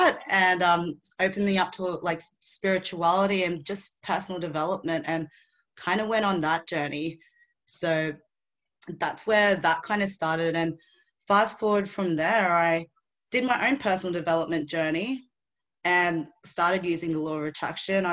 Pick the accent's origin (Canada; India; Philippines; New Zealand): Philippines; now in Australia; I was born in the Philippines